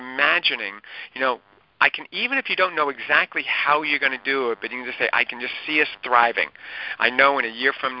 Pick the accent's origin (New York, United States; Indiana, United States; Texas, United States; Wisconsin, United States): New York, United States; Lynbrook; I grew up in Lynbrook, and now I'm back in Lynbrook